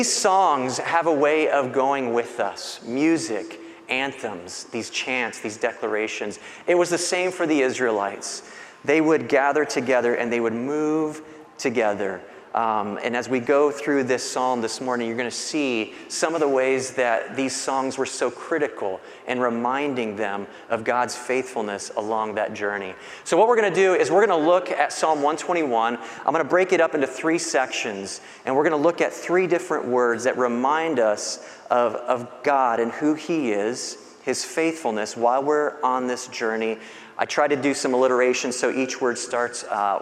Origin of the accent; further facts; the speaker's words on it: Bradenton, Florida, United States; I was born in Bradenton